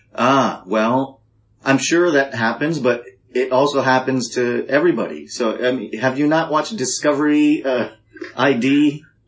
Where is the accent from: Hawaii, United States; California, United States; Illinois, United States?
Hawaii, United States; I'm a guy from Hawaii